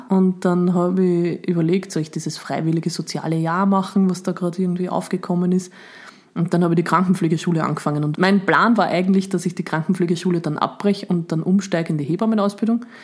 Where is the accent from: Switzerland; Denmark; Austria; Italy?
Austria; Upper Austria; now in Vienna, Austria; ich bin ja dann von Oberösterreich nach Wien gezogen quasi